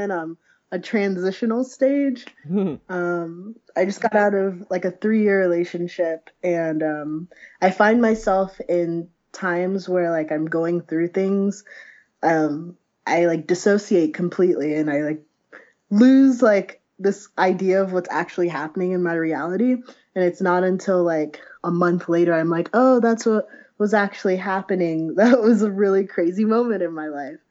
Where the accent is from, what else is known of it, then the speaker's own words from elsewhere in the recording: Ohio, United States; moved away; also born or lived in Chicago; I'm from Ohio originally. I just moved back